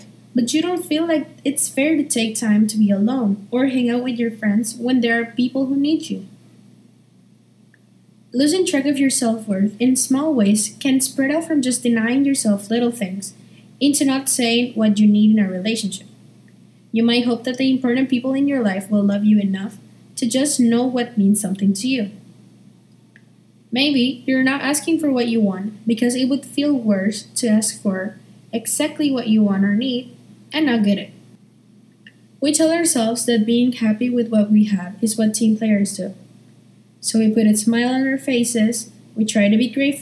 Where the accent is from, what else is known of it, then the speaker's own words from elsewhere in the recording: Paraguay; I'm from Paraguay, and I'm a junior at Nihongaku School